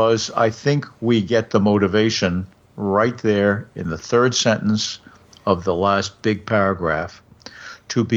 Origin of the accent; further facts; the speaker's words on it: New York City, New York, United States; I grew up near Prospect Park in Brooklyn